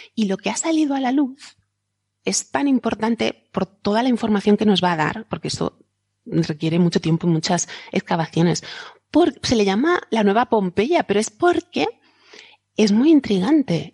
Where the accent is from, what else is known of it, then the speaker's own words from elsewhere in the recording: Alicante, Valencian Community, Spain; hoy aquí en mi tierra es una festividad católica, es el día de la Santa Faz, que tenemos una aquí en Alicante